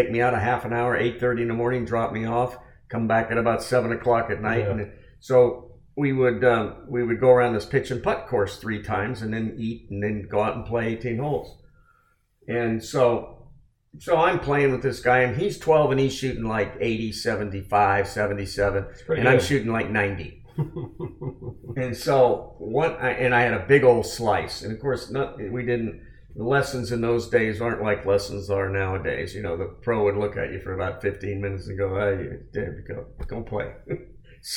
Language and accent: English; San Francisco Bay Area, California, United States; I was from the San Francisco Bay Area